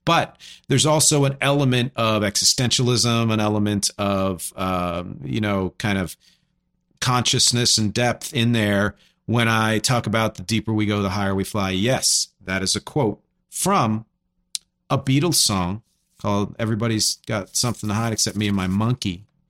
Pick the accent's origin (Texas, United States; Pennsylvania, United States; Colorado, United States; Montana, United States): Pennsylvania, United States; Philadelphia; I'm from Philly